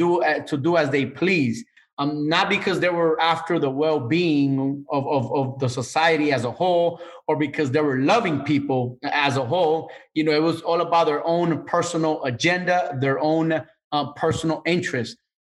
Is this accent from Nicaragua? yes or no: yes; Managua, Nicaragua; I come from Central America, Managua, Nicaragua. And part of the leadership, and when I say the leadership over there, you know, I mean the government, right? Part of the leadership that I grew up in the 80s